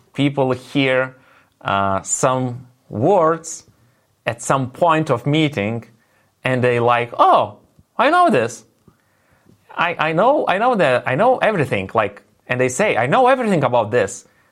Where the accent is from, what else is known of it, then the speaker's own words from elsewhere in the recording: Lithuania; first language Lithuanian; English is a second language; my native language is Lithuanian